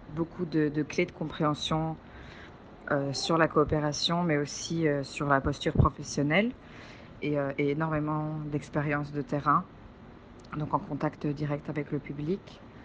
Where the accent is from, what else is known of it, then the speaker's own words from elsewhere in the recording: Belgium; je viens de Belgique